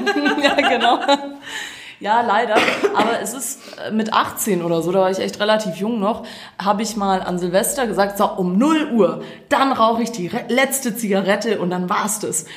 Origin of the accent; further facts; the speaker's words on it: Croatia; now in Germany; Ich war in meiner Heimat